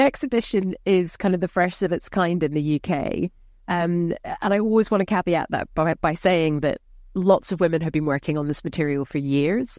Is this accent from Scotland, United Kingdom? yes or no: yes; Scotland, United Kingdom; I'm from a working class background, I'm Scottish